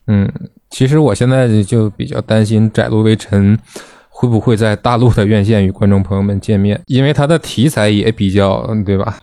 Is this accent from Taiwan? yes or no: no; China; 咱们是中国人